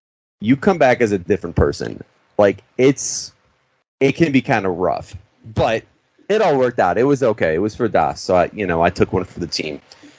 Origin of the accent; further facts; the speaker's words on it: Chicago, Illinois, United States; And a lot of people think I'm from Chicago. I'm a Chicago boy.